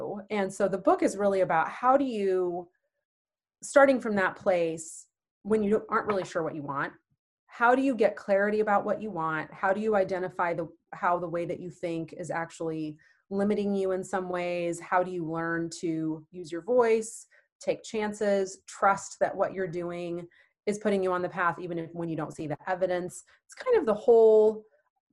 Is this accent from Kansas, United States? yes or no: yes; Manhattan, Kansas, United States; also born or lived in Twin Cities, Minnesota / Dallas, Texas; now in Kansas City, United States; I actually was born and raised in a small town about 2 hours west of here, Manhattan, Kansas